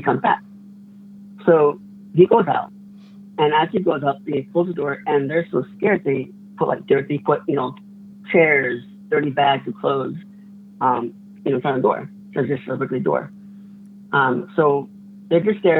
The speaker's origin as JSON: {"language": "English", "town": "Window Rock", "region": "Arizona", "country": "United States", "also_born_or_lived": "Phoenix metro area, Arizona", "moved": "yes", "lives_now": "Phoenix, United States", "said": "I'm from Winter Rock area, but I live in the Phoenix metro area."}